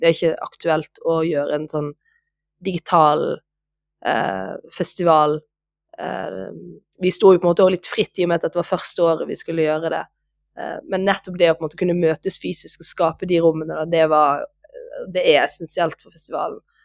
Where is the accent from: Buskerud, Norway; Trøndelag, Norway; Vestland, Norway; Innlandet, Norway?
Vestland, Norway; Voss; jeg er jo vossing